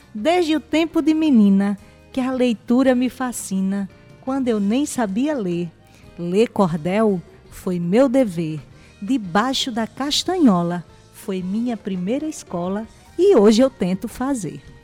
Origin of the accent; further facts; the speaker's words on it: Paraíba, Brazil; sou nordestina, paraibana retada